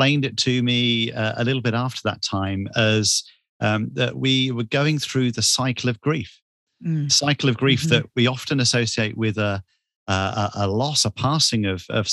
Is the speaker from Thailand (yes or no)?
no; Bournemouth, South West England, United Kingdom; I'm from the south coast of England, a beach town called Bournemouth. And that's where I was born and raised